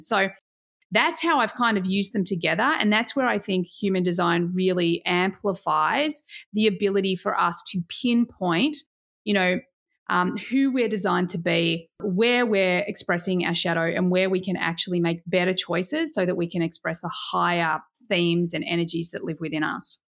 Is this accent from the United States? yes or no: no; Australia; as an Aussie